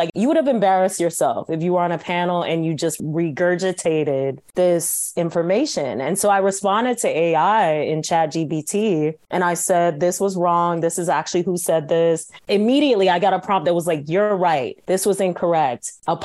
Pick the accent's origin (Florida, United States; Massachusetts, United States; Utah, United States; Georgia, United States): Georgia, United States; Atlanta; moved away; born and raised in Atlanta, Sierra Leonean family